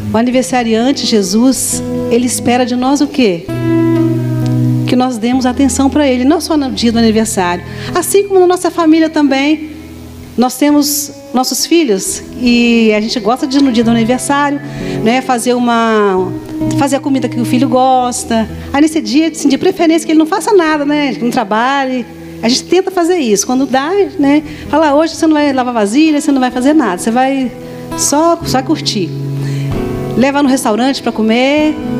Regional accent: Vitória, Espírito Santo, Brazil; é Vitória, sou capixaba

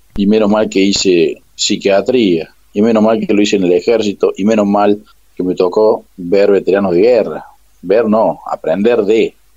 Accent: Córdoba, Argentina; yo soy cordobés

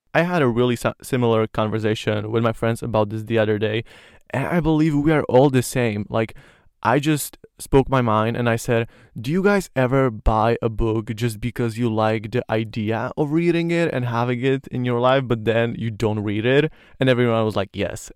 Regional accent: Slovakia; first language Slovak; English is a second language; I love Slovak because it's, you know, my mother language

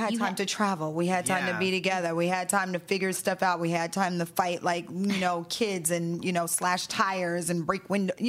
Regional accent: the South, United States; we're from the South.

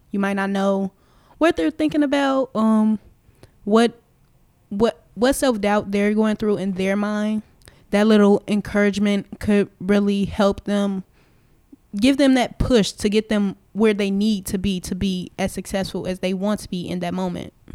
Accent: Chicago, Illinois, United States; I'm from Chicago

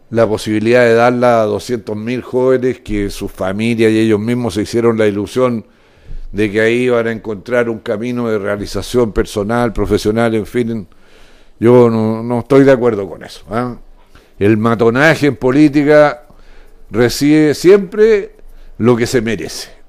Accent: Chile; nosotros los chilenos somos dueños de la Universidad de Chile y de todos sus derivados

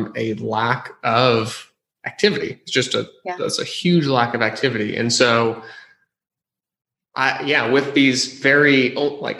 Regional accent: San Jose, California, United States; also born or lived in New York City; I grew up in San Jose

